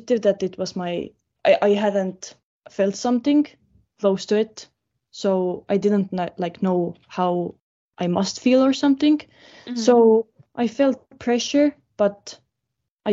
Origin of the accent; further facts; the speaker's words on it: Estonia; I'm from Estonia, so we don't have like this kind of weather here